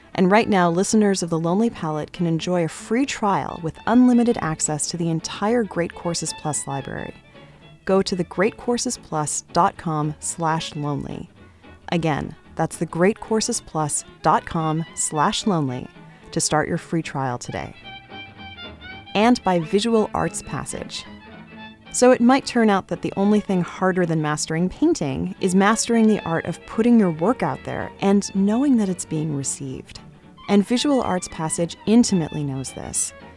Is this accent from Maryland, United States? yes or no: no; Boston, Massachusetts, United States; also born or lived in Toronto